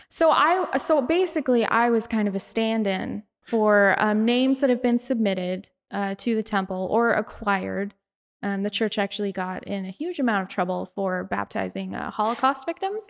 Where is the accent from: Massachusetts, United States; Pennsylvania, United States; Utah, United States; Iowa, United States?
Utah, United States; Bountiful; I'm from Bountiful, so I'm right in between Ogden and Salt Lake